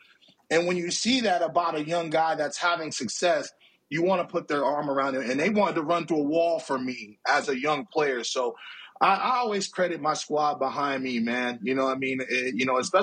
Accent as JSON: {"language": "English", "town": "Oakland", "region": "California", "country": "United States", "tie": "born or raised there", "also_born_or_lived": "Alameda, California", "said": "I'm from Oakland, California"}